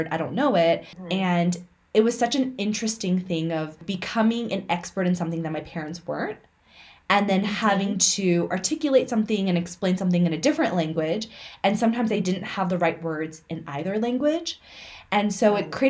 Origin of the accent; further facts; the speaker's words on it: United States; first language Mandarin; You and I grew up Asian American, we were born and raised here.